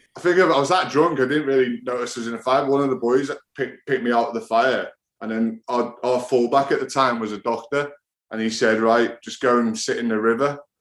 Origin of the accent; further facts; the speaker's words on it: England, United Kingdom; also born or lived in France; as a kid growing up in England